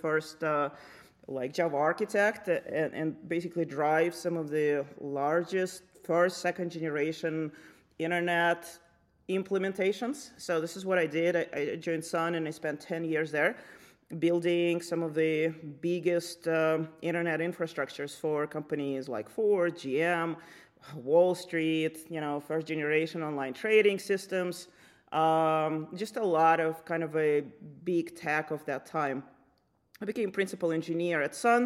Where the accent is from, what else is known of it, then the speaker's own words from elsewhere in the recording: Lithuania; moved away as an adult; now in United States; I grew up in Lithuania when it was still part of Soviet Union.